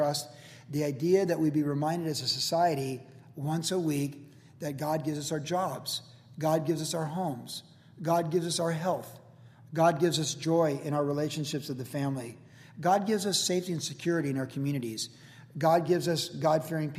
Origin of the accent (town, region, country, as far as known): United States